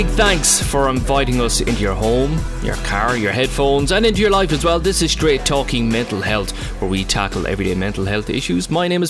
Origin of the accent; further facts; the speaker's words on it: Ireland; So we're all from Ireland, and one of us is from the People's Republic of Cork.